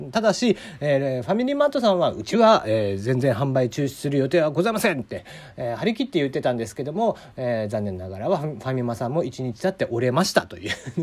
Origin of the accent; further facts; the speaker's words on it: Kagoshima, Japan; moved away as an adult; also born or lived in Hakata, Fukuoka; 俺は鹿児島生まれ博多あ鹿児島に18年博多に9年って住んでた